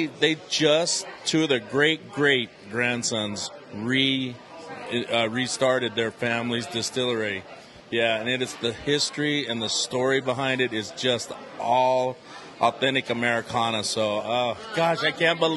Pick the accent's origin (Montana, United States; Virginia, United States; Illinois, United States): Montana, United States; now in Colorado, United States; I grew up in Montana where we only got two stations